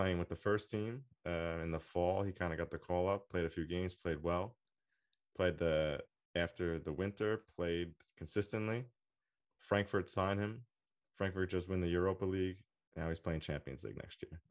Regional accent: United States; I'm American

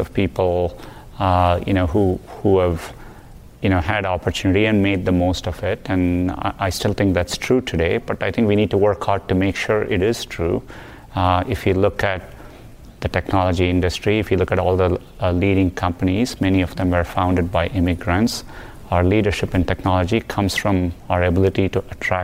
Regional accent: Chennai, Tamil Nadu, India; moved away as an adult; now in United States; Growing up in Chennai, there was severe water scarcity

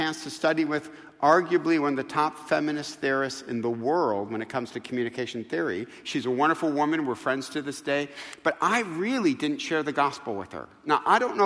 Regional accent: Midwest, United States; moved away as an adult; also born or lived in North Carolina; now in California, United States; I'm from the Midwest.

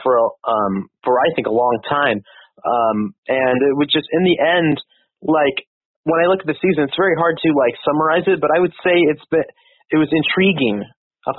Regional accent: Roseville, California, United States; I grew up in Roseville, and I've been here most in my entire life so far

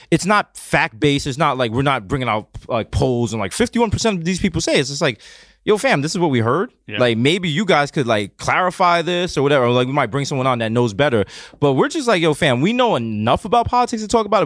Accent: New York City, New York, United States; growing up in the Bronx

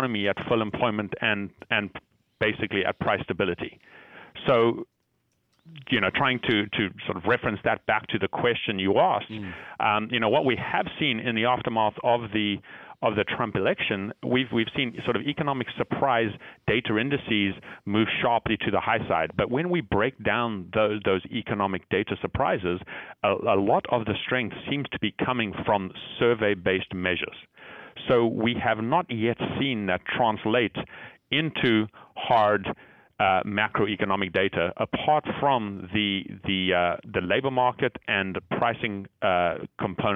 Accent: Zimbabwe; moved away; I was born and brought up in Zimbabwe

